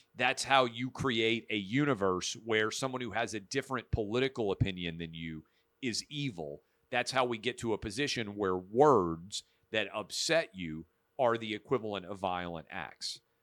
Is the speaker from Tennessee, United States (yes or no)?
yes; Nashville, Tennessee, United States; my hometown of Nashville